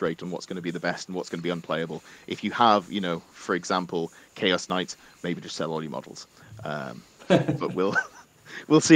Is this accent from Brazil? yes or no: no; Durham, North East England, United Kingdom; Now, I'm from Durham, up in the northeast